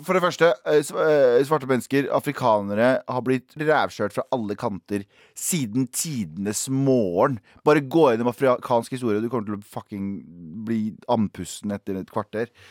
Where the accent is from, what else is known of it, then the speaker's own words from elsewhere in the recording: Mysen, Østfold, Norway; jeg er fra Mysen